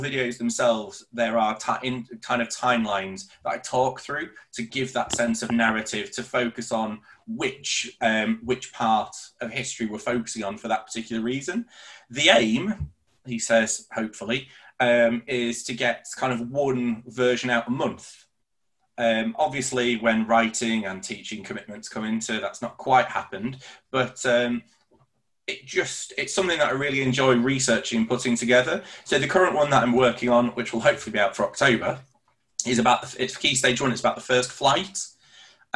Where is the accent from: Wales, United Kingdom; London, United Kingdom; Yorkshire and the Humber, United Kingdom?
Yorkshire and the Humber, United Kingdom; Leeds; for me growing up in Leeds